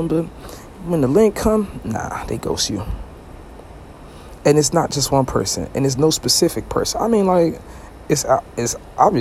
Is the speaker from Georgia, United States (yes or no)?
no; New York City, New York, United States; now in Florida, United States; I'm from Brooklyn, but I live in Florida.